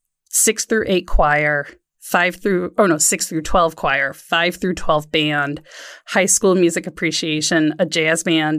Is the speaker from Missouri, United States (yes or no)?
no; Waukegan, Illinois, United States; No, I grew up in Waukegan, Illinois, right up on the border of Wisconsin and Illinois, and huge school of 4,000 kids in the high school.